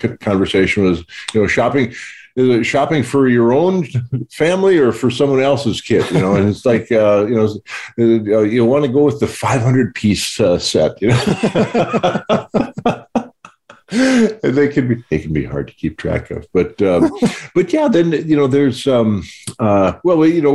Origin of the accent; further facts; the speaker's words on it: North Dakota, United States; Growing up in North Dakota